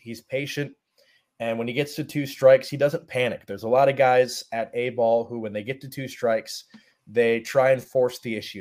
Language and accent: English; Brunswick, Ohio, United States; moved away as an adult; now in Lynchburg, United States; I grew up in Brunswick, Ohio, so about thirty minutes south of Cleveland